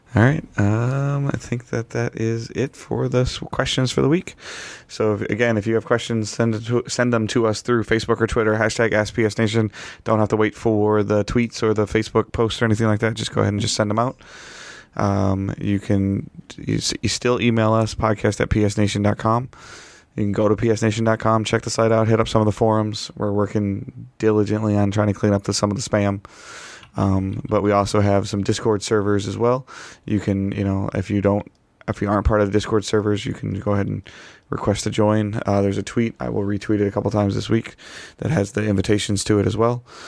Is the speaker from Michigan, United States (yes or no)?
yes; Detroit, Michigan, United States; I've been born and raised in Detroit